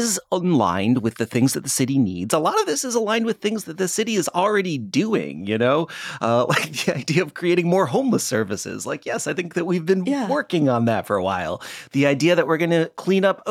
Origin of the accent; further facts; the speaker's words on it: Midwest, United States; also born or lived in Toledo, Ohio; now in Portland, United States; I grew up in the Midwest and I spent a fair amount of time in Toledo, Ohio